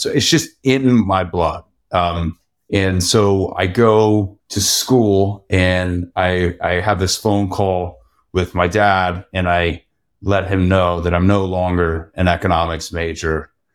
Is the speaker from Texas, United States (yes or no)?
yes; Texas, United States; being a native Texan